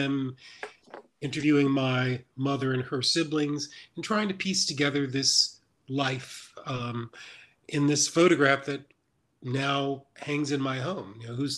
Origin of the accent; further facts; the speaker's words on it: Mississippi, United States; My first book ever is a long time is a memoir of my growing up in Mississippi